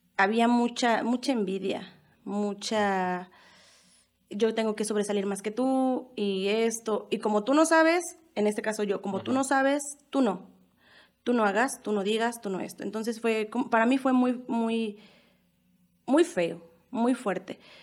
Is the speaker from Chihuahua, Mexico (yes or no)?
no; Mexico City, Mexico; moved away as an adult; now in Michoacán, Mexico; yo soy originaria de la Ciudad de México. Eh, Aquí en Michoacán voy a hacer, voy a cumplir eh, cinco años el 9 de diciembre